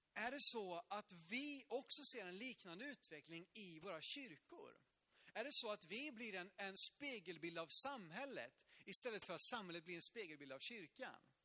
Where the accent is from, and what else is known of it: Sweden